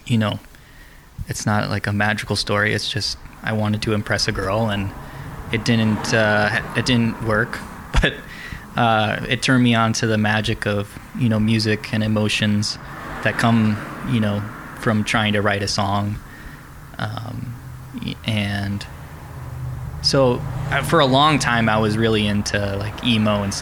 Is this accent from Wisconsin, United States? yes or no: yes; Wisconsin, United States; moved away; also born or lived in Florida; I grew up in Wisconsin